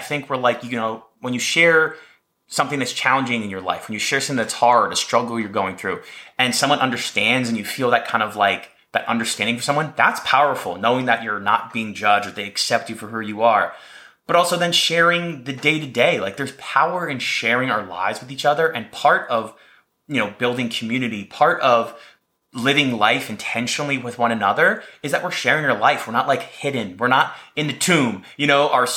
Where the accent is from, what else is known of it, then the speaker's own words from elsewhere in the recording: New Jersey, United States; now in Texas, United States; growing up in New Jersey